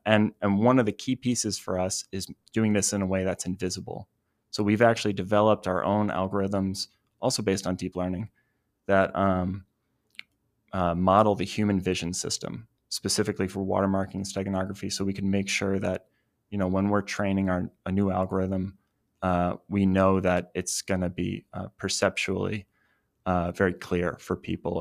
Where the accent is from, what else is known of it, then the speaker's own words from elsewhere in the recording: New Jersey, United States; now in Los Angeles, United States; I'm from New Jersey originally